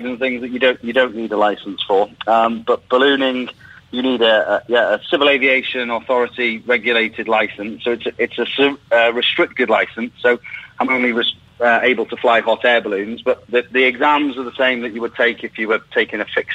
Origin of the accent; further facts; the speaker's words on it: Llangollen, Wales, United Kingdom; I'm from Llangollen in North Wales, where they used to host a balloon festival every year.